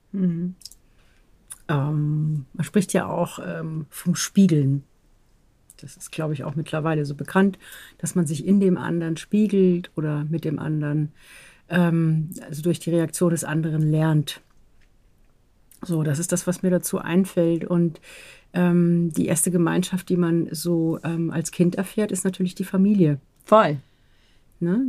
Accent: Southern Germany, Germany; ich bin auch aus dem Süden

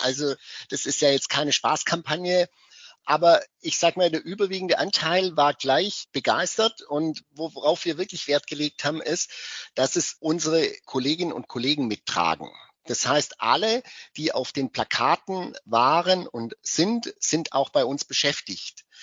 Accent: West Germany, Germany; now in Cottbus, Germany; Ich komme ja aus dem Westen

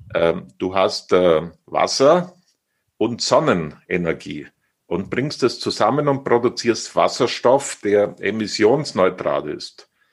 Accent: Oberstdorf, Bavaria, Germany; meine Heimat

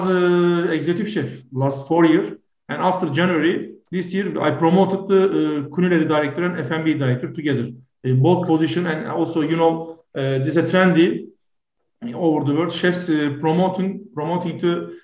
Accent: Turkey; from Turkey.

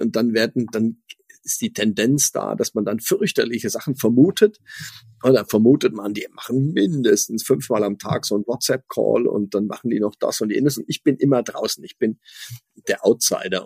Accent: Switzerland; ich als Schweizer

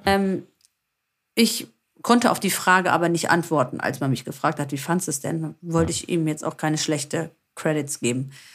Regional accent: Greece; uns Griechen

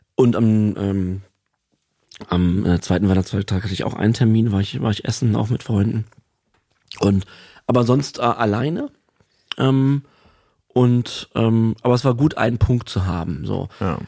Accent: Berlin, Germany; also ich bin in Berlin aufgewachsen

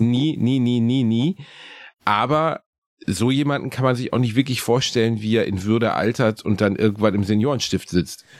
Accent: Gelsenkirchen, North Rhine-Westphalia, Germany; born or raised there

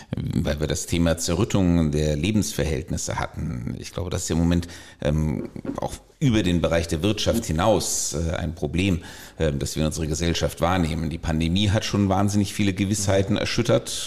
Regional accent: Germany; als Deutsche

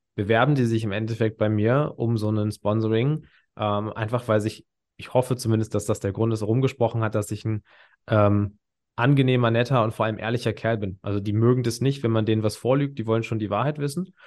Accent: near Hanover, Lower Saxony, Germany; Ich komme jetzt aus der Nähe Hannover

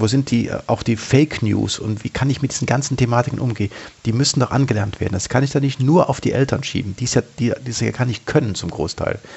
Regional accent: Germany; ich habe mich als Deutscher, als Bundesbürger

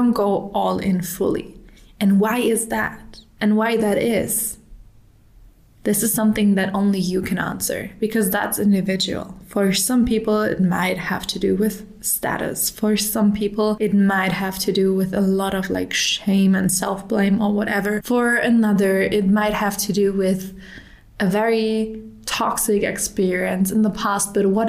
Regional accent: Germany; English is a second language; now in Dubai, United Arab Emirates; In 2022, I emigrated from Germany to Dubai. And in Dubai, everyone is speaking English, and I'm a pretty fluent speaker.

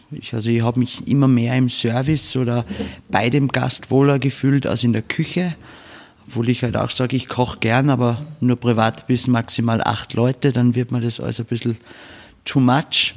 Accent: Bad Hofgastein, Salzburg, Austria; wir sind da aufgewachsen in dem Betrieb

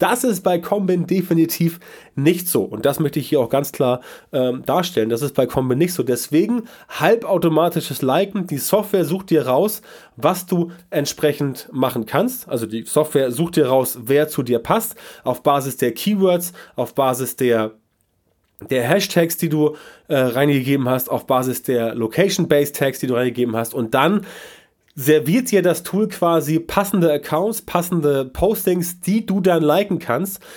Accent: Germany

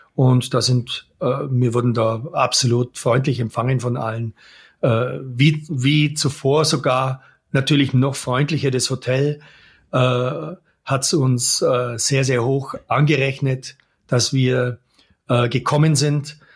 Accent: Germany; now in Allgäu, Germany; als Deutscher

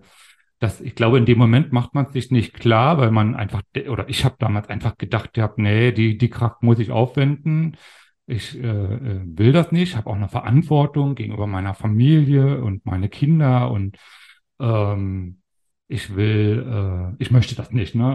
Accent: GDR, Brandenburg, Germany; ich bin ja ein Kind der DDR sozusagen, bin 72 in der, in der DDR in Brandenburg geboren

